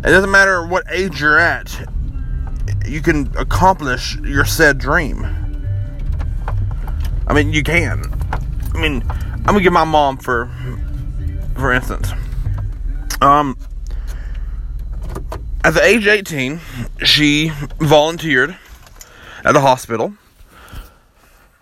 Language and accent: English; Kentucky, United States; my hometown here in Kentucky